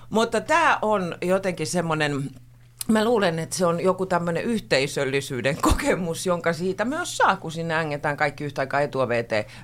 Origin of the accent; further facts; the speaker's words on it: Pori, Satakunta, Finland; mä oon porilainen, minä voin.